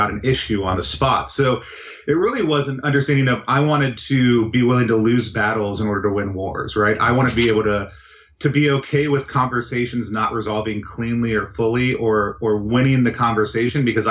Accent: the South, Texas, United States; now in Pacific Northwest, United States; I grew up in the South

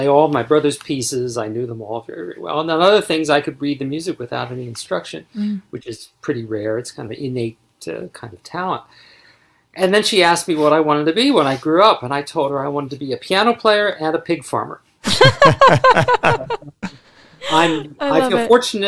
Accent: Baltimore suburbs, Maryland, United States; growing up in the Baltimore suburbs

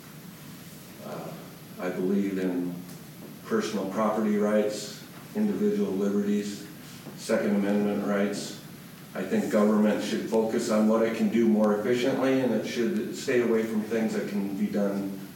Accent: Eureka, South Dakota, United States; moved away as an adult; also born or lived in Aberdeen; now in Pierre, United States; I was born in McPherson County, Eureka, raised there

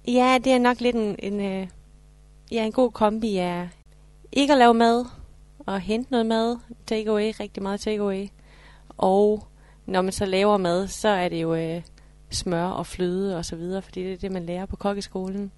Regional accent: Horsens, Central Denmark Region, Denmark; jeg er fra Horsens

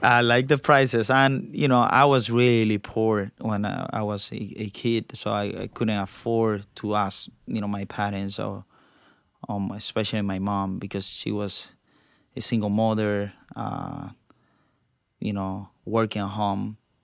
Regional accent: Cuba; now in United States; I was born in Cuba

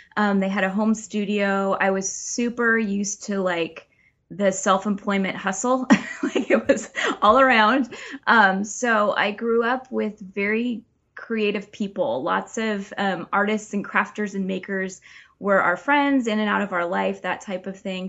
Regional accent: Oregon coast, United States; also born or lived in California; we moved back to my hometown on the Oregon coast

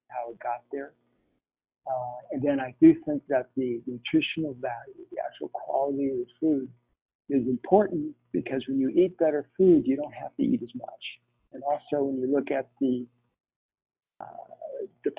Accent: Philippines; moved away; As a kid, I grew up in the Philippines

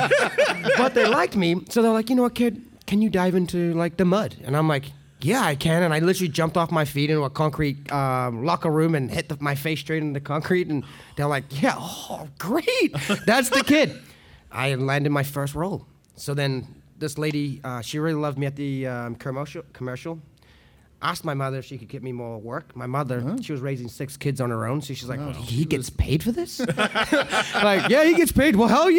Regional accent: San Rafael, California, United States; Growing up in San Rafael, it was a beautiful summer morning, and I was riding my bike to school, and I was riding past George Lucas's house at the time.

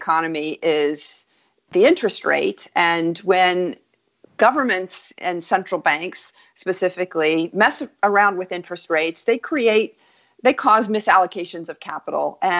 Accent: Wyoming, United States; moved away as an adult; also born or lived in New York; I grew up in Wyoming and spent 22 years on Wall Street

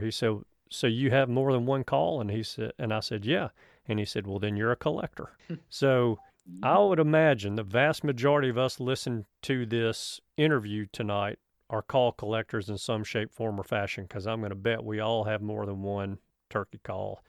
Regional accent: the South, United States; I'm from the South

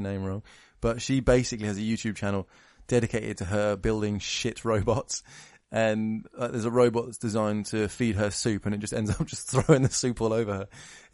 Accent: United Kingdom; I'm British

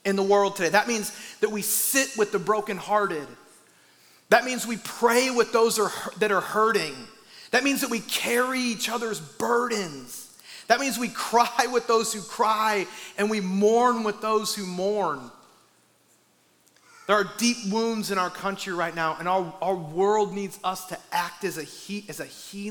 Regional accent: Iowa, United States; I'm from Iowa, and like 95% of Iowa is made up of corn

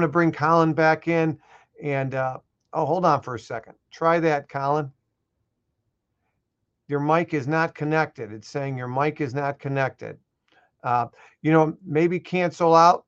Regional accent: Chicago, Illinois, United States; I'm Italian and I'm from Chicago

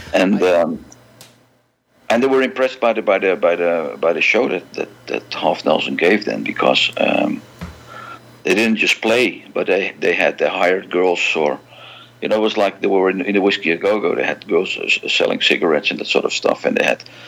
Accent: Amsterdam, North Holland, Netherlands; born and raised in Amsterdam, uh, the Netherlands.

